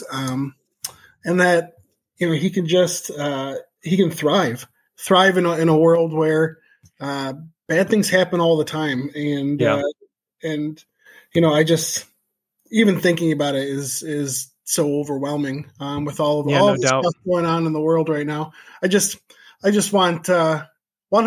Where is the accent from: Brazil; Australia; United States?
United States; Chicago, Illinois; moved away as an adult; also born or lived in Colorado; now in Jefferson, Wisconsin, United States; I grew up outside of Chicago